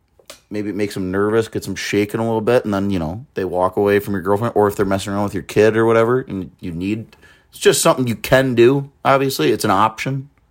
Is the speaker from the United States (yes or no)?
yes; United States; You know, I'm an American through and through